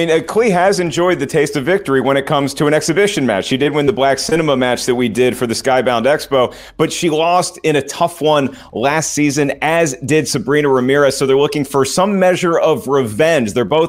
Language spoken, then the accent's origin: English; the South, United States; I'm from the South. I really have disobeyed my roots greatly by not enjoying sweet tea.